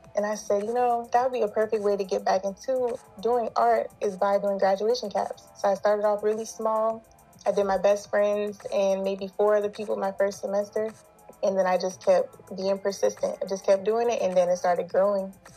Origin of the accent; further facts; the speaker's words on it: South Carolina, United States; now in Los Angeles, United States; I'm originally from South Carolina